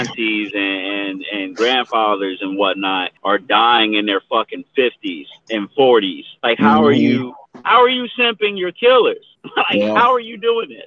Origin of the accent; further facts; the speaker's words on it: Detroit, Michigan, United States; I grew up super poor in Detroit